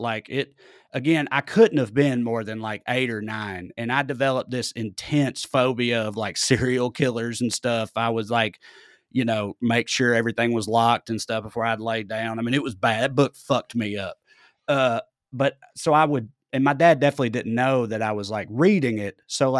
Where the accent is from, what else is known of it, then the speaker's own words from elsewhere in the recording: the South, United States; accent: Southern American; the removal of my Southern accent completely